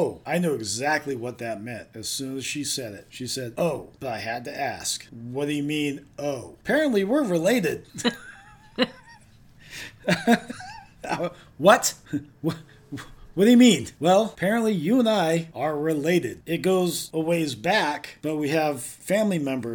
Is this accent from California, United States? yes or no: yes; Southern California, United States; also born or lived in Orange County, California; now in Redding, United States; I'm originally from Southern California